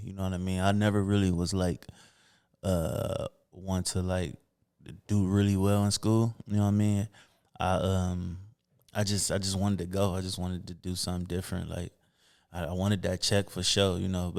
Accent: Toledo, Ohio, United States; On Belmont. So 1600 block, 1676 Belmont to be exact. My granddad, grandmother house.

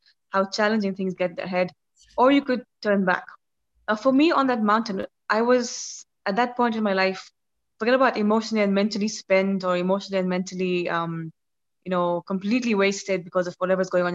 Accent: Kenya; I'm from Kenya

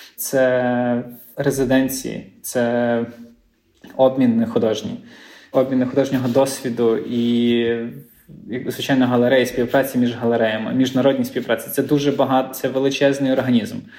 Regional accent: Lviv, Lviv Oblast, Ukraine; now in Gdańsk, Poland; я зі Львова походжу

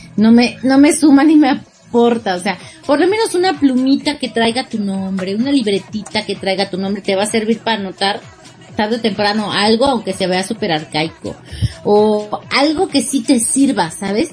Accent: Mexico; como buena mexicana

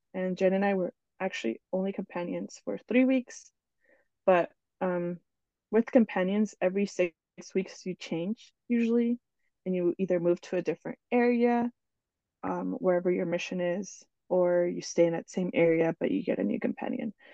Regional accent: New Jersey, United States; also born or lived in Ecuador; now in Oklahoma, United States; I was born in Ecuador, and I grew up in New Jersey with my family.

